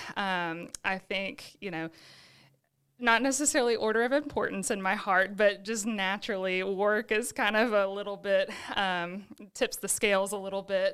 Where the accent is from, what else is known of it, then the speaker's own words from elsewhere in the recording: Birmingham, Alabama, United States; now in Sylacauga, United States; I was born and raised in Birmingham. I lived there with my family my whole entire life